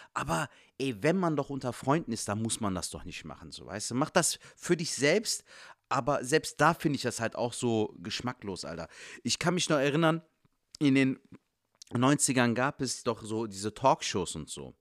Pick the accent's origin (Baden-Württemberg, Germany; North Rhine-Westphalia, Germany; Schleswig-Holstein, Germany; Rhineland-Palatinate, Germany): North Rhine-Westphalia, Germany; Cologne; als Kölsche Jungen dann noch in Köln